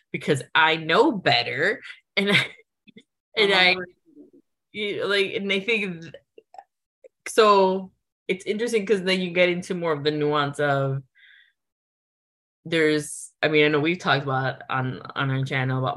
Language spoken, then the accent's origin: English; United States; cater to me because I'm American